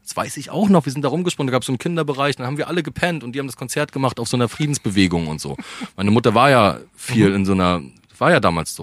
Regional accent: Rostock, Mecklenburg-Vorpommern, Germany; moved away as an adult; also born or lived in Berlin; ich bin Rostocker, meine Familie ist da, aber meine ganze, der Ursprung meiner Familie, kommen alle aus Berlin

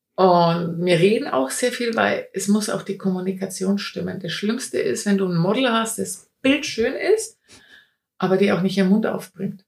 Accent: Bayreuth, Bavaria, Germany; ich komme aus Bayreuth, also aus dem schönen Frankenland, Oberfranken

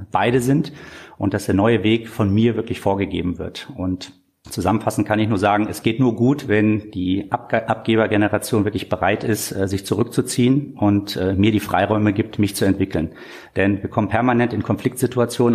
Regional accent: Korbach, Hesse, Germany; moved away as an adult; also born or lived in Hamburg; bin dann doch bewusst zurückgegangen in den Heimatort, in eine äh, kleinstädtische Praxis

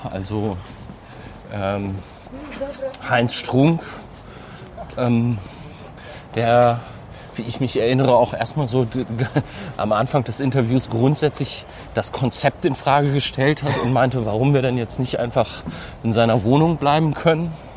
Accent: Bielefeld area, North Rhine-Westphalia, Germany; moved away; also born or lived in Cologne; Ich komme ja aus der Ecke

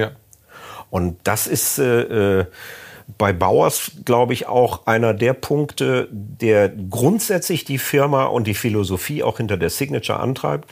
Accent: North Rhine-Westphalia, Germany; bei uns in Ostwestfalen

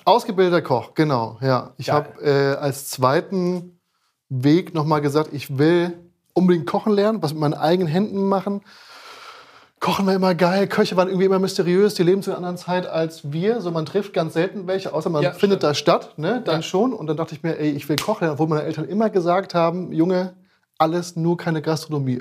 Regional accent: Frankfurt, Hesse, Germany; now in Berlin, Germany; ich bin ja eigentlich aus Frankfurt

